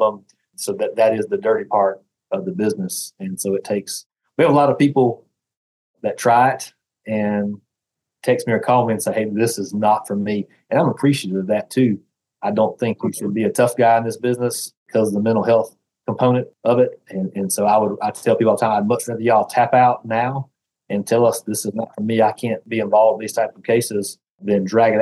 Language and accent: English; Southern, United States; accent: deep Southern; have this terrible deep Southern accent